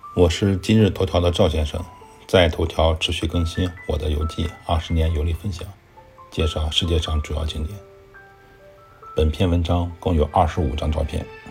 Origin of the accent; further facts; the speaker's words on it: China; 我们中国人吃牛羊肉